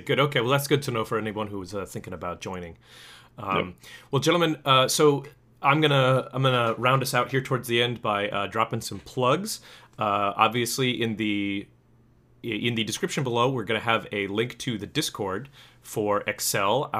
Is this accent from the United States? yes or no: yes; United States; I'm an American